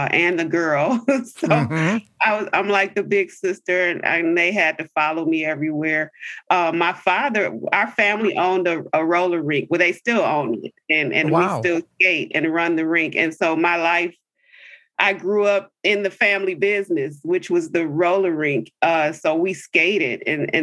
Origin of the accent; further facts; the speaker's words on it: River Rouge, Michigan, United States; I grew up in Michigan, in a city called River Rouge. It's a southern suburb of Detroit.